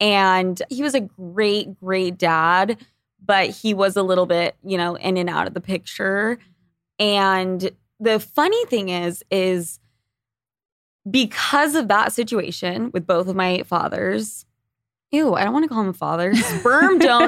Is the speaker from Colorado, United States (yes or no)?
no; Utah, United States; born there; Yeah. So I'm born in Utah.